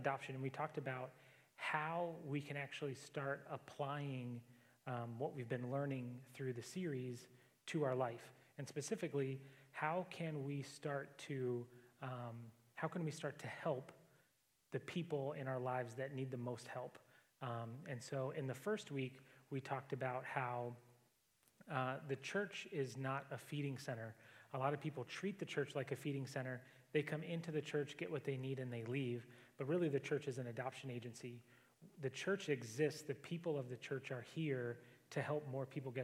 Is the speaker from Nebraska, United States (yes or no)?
no; Alaska, United States; I grew up in Alaska, so not tons of people